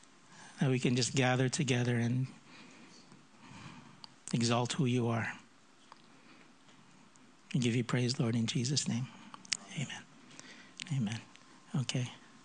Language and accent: English; United States; accent: American; I grew up in the States when I was young, so that's why I have a bit of an American accent. But this is not the typical Filipino accent.